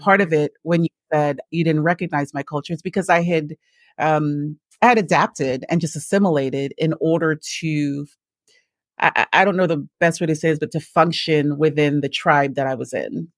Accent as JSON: {"language": "English", "country": "St. Lucia", "moved": "yes", "lives_now": "United States", "said": "I am from the West Indies originally, so I'm from the island of Saint Lucia."}